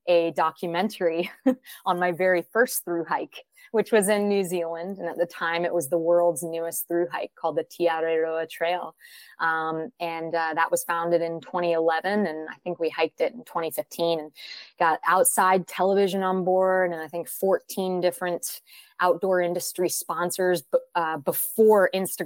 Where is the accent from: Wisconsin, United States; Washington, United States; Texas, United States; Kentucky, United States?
Washington, United States; Seattle; moved away as an adult; also born or lived in Gainesville, Florida; the most formulative years for me were in Seattle, Washington. So when I say I'm from Seattle, it was about 13 years there that I was in Seattle before college